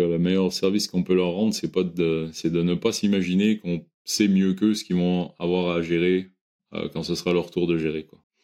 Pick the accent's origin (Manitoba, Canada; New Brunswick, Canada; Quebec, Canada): Quebec, Canada; moved away; j'ai grandi au Québec